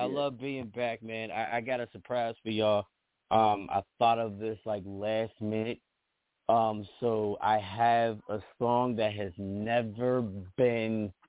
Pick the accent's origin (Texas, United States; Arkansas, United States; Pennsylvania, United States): Pennsylvania, United States; Pittsburgh; I'm from the East Coast. I'm from Pittsburgh, PA. Anybody don't know, that's East Coast.